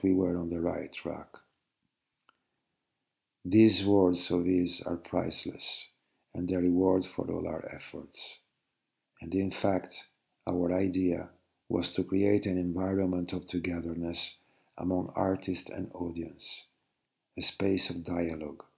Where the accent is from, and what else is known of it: Venice, Veneto, Italy; born or raised there